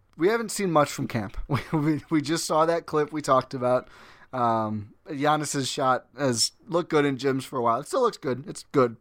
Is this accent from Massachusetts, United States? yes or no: no; Milwaukee, Wisconsin, United States; born and raised in Milwaukee, Wisconsin